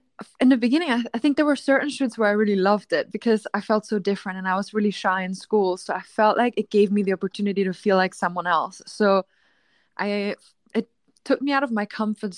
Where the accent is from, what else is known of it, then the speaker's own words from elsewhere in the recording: Austria; I grew up in a small town in Austria.